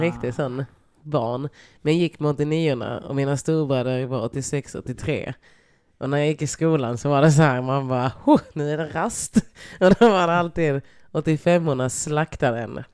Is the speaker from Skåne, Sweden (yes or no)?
yes; Lund, Skåne, Sweden; jag är från Lund.